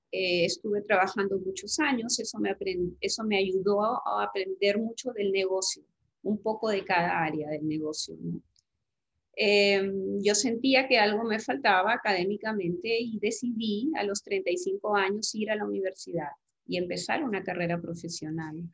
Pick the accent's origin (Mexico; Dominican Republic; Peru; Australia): Peru; en mi país